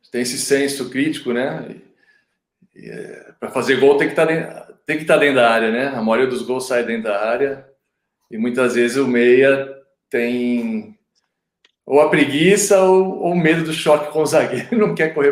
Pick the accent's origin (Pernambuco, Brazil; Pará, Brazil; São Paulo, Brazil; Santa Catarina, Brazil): São Paulo, Brazil; Santo André; Exato, sou, sou nascido e criado em Santo André.